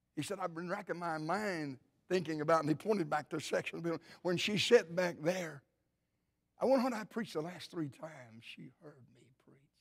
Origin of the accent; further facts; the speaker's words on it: Cleveland, Tennessee, United States; My wife and I, of course, we grew up near the Cleveland, Tennessee area